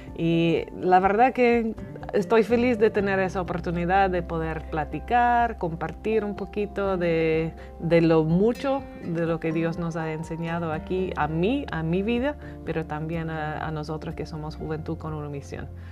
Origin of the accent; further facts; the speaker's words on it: Northern Ireland, United Kingdom; first language English; Spanish is a second language; moved away as an adult; also born or lived in England / Bolivia / Dublin, Ireland; now in Mexico; yo nací en Irlanda del Norte, crecí ahí en una familia cristiana